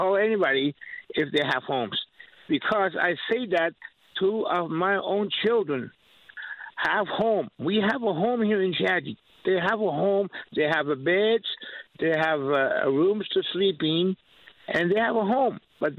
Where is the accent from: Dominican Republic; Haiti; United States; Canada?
Canada; Natuashish, Newfoundland and Labrador; I'm from Navashish, and … I'm a 55-year-old, you know, man, an Aboriginal person, Indigenous person, First Nations.